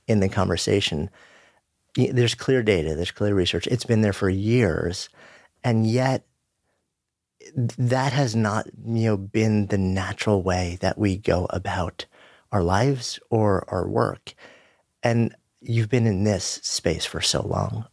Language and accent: English; New York City, New York, United States; being a New Yorker, both of us being New Yorkers